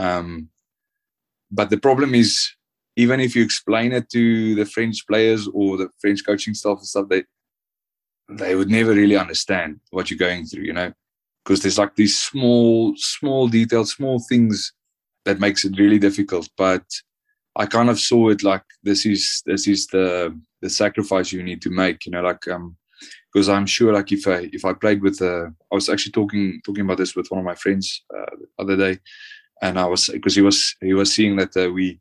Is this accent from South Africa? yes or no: yes; South Africa; moved away as an adult; also born or lived in Namibia; now in France; when I grew up in South Africa